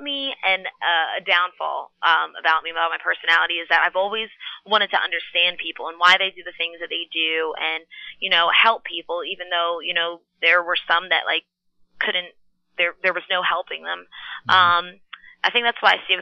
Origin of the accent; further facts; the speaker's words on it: Philadelphia, Pennsylvania, United States; I was born at Pennsylvania Hospital in West Philadelphia